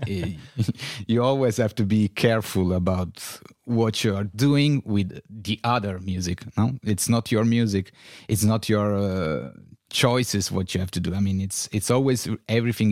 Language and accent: English; Turin, Piedmont, Italy; English is a second language; moved away as an adult; also born or lived in Berlin; I was born in Turin uh, in 77, ah. 1977. And yes, I grew up here